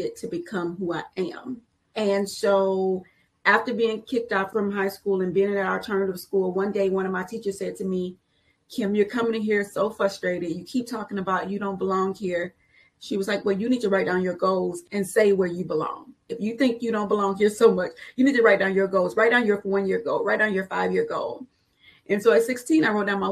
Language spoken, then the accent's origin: English; Houston, Texas, United States; I grew up on the south side of Houston